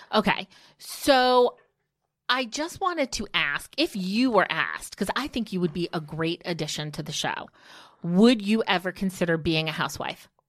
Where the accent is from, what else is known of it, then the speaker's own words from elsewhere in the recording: outside of Newark, New Jersey, United States; Because I am such a Jersey girl. I grew up outside of Newark